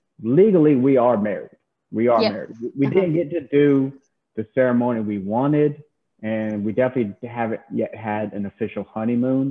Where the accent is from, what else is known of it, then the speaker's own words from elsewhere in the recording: South Carolina, United States; I'm from South Carolina